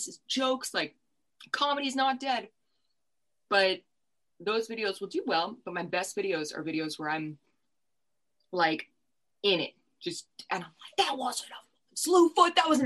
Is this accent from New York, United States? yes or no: yes; New York, United States; we're from New York